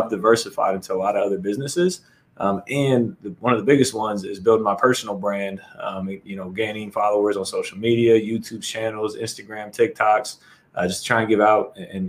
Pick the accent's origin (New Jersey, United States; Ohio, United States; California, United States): Ohio, United States; Columbus; also born or lived in Arizona; from Columbus, Ohio.